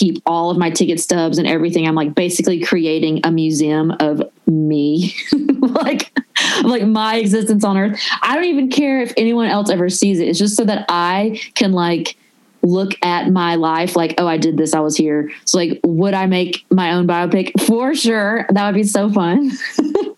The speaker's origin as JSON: {"language": "English", "town": "Nashville", "region": "Tennessee", "country": "United States", "also_born_or_lived": "Los Angeles, United States", "accent": "Southern", "moved": "as an adult", "said": "I'm from Nashville"}